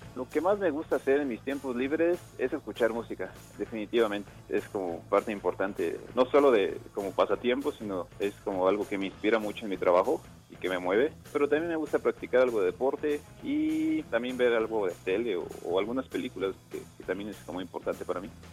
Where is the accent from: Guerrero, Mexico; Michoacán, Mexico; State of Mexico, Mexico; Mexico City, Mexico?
Michoacán, Mexico; Morelia; Yo nací en Morelia, Michoacán, el 14 de diciembre de 1988.